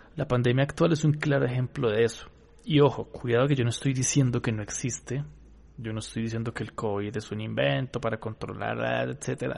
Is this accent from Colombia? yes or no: yes; Colombia; acá en Colombia, en mi país